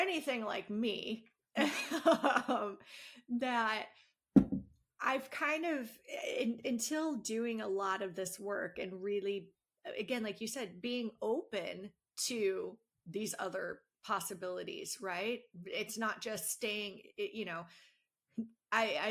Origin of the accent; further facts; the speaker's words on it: Illinois, United States; we're from Illinois.